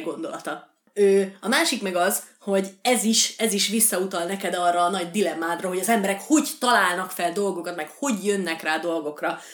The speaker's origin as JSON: {"language": "Hungarian", "region": "Békés", "country": "Hungary", "accent": "Békés", "said": "ez a békési kiejtésem"}